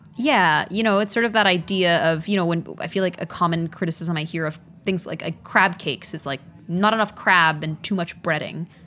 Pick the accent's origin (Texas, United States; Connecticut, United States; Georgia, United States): Texas, United States; Dallas; growing up in Dallas, there are all these amazing immigrant communities